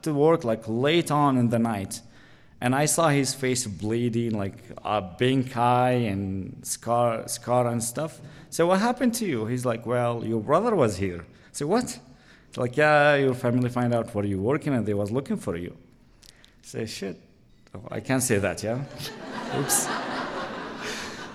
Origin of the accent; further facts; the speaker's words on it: Latakia, Latakia Governorate, Syria; English is a second language; moved away as an adult; also born or lived in Damascus; I'm originally from Latakia